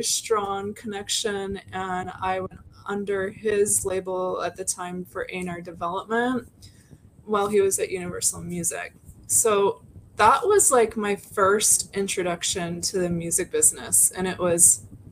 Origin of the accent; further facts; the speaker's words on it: Portland, Oregon, United States; I'm from Portland